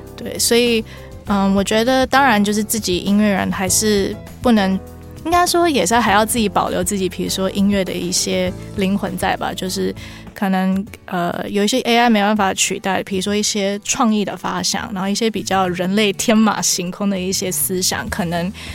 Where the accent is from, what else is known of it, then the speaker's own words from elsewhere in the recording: Canada; moved away; 我毕竟我以前在加拿大长大